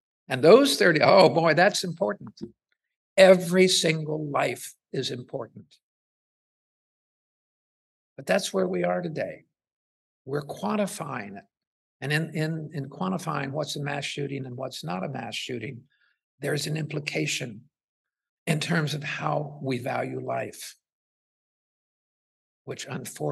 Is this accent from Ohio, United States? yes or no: yes; Ohio, United States; moved away; I'm originally from Ohio, so I look at Ohio newspapers.